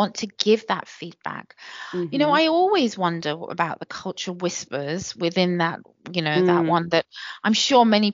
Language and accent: English; United Kingdom; my British cultural norms